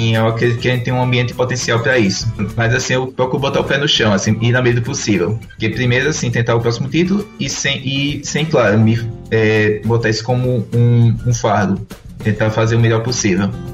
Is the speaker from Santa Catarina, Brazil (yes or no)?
no; Rio Grande do Norte, Brazil; Eu sou nordestino e potiguar de coração.